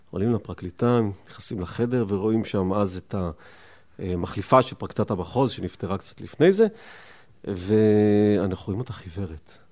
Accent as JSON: {"language": "Hebrew", "town": "Rishon LeZion", "region": "Central District", "country": "Israel", "tie": "born or raised there", "said": "אני אגב לא גדלתי בשכונה הזאת, ההורים שלי היו גרושים, אני גדלתי עם אבא שלי בראשון לציון"}